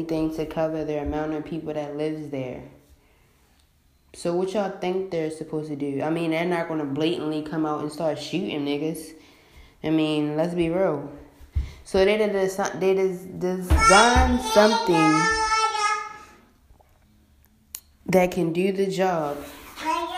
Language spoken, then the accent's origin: English; Baltimore, Maryland, United States; I'm from Baltimore, Maryland